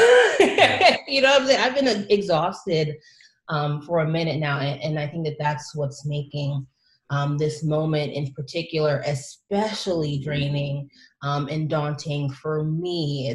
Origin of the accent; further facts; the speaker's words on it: Long Island, New York, United States; I was born and raised on Long Island initially, you know, raised in different parts throughout the island